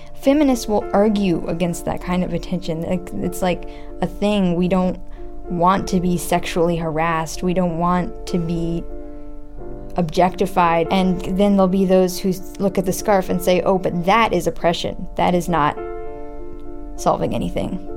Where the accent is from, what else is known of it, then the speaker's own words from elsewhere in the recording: United States; I'm from America